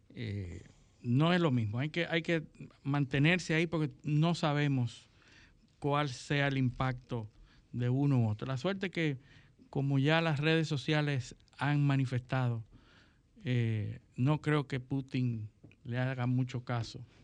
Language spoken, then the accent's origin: Spanish; Dominican Republic